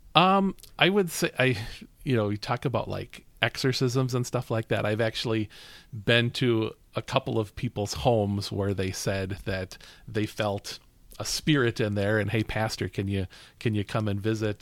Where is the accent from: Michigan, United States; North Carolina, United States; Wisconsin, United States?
Wisconsin, United States; Bristol; I'm from Bristol